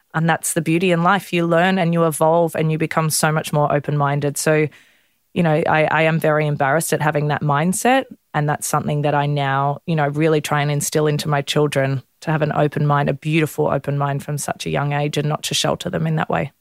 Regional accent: Melbourne, Victoria, Australia; I grew up in Melbourne

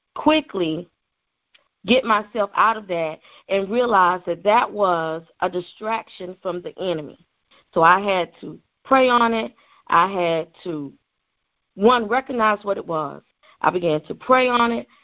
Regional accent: the Carolinas, United States; moved away; I am originally from the Carolinas.

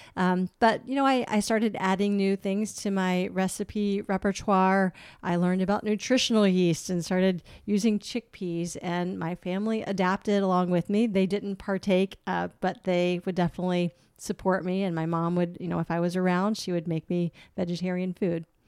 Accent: Chesapeake, Virginia, United States; moved away; I grew up in Chesapeake, Virginia, which is on the border of North Carolina.

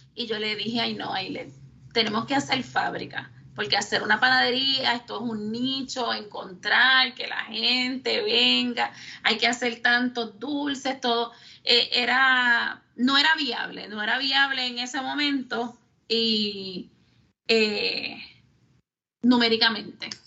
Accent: Lares, Puerto Rico; moved away as an adult; also born or lived in San Juan metropolitan area; yo soy natural de Lares, nacida y criada en Lares

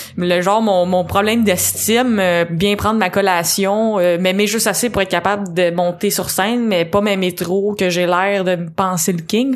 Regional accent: Châteauguay region, Quebec, Canada; moi, je viens de la région de Châteauguay

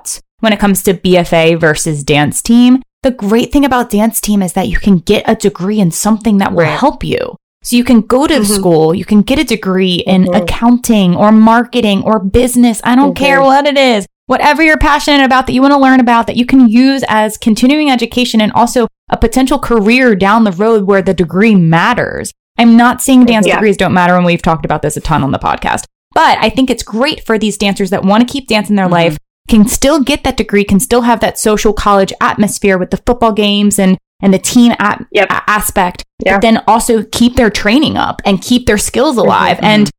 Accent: Maryland, United States; I grew up in Maryland.

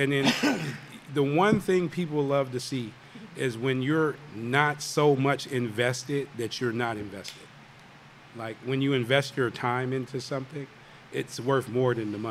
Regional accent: Oakland, California, United States; moved away; Even though I'm from Oakland

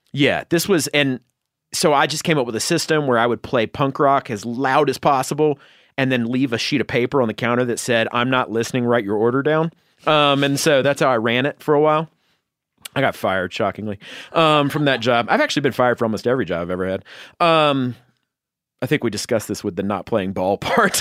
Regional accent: North Georgia, United States; in North Georgia, like the mountains in North Georgia

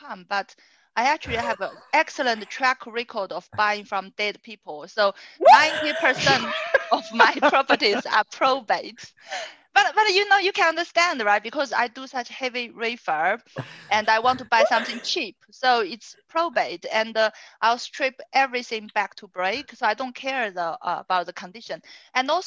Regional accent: China; now in Sutton, United Kingdom; I'm from China, and I live in Sutton.

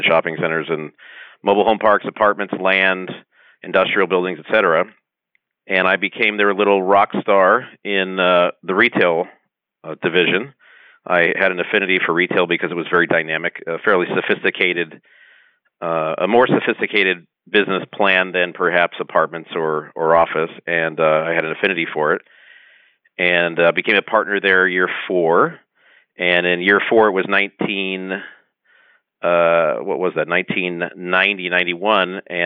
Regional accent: Los Angeles, California, United States; also born or lived in San Diego; I grew up in Southern California, specifically the San Fernando Valley.

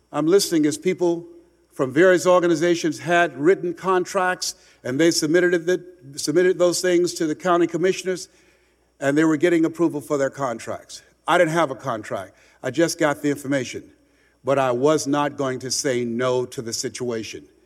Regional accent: Miami, Florida, United States; moved away; I'm from Miami originally.

